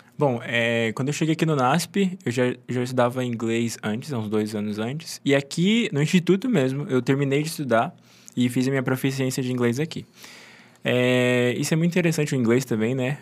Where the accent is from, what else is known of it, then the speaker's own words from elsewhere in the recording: Mato Grosso do Sul, Brazil; moved away as an adult; also born or lived in Engenheiro Coelho; Eu sou do Mato Grosso do Sul